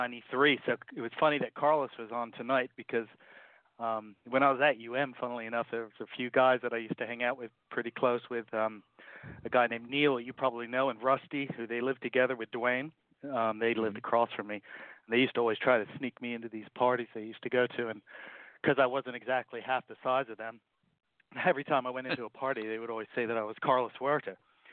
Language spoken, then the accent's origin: English; Jamaica; Not because I'm Jamaican.